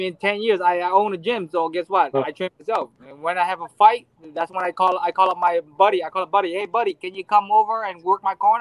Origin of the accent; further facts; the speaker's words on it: Hawaii, United States; I grew up in Hawaii